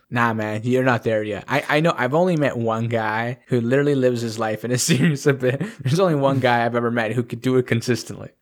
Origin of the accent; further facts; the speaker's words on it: Canada; I'm a Canadian